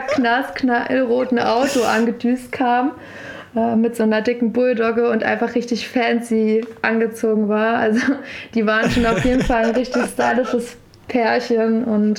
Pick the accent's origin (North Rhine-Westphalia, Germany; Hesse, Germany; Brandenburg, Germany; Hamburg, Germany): Brandenburg, Germany; edge of Berlin; moved away as an adult; now in Berlin, Germany; bin dann aber nach ja, Brandenburg gezogen, also quasi Rand Berlin. Genau, und dort okay. aufgewachsen